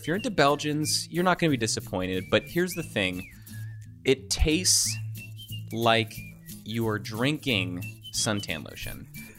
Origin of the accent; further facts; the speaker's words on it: Kentucky, United States; now in Virginia, United States; I grew up in Kentucky.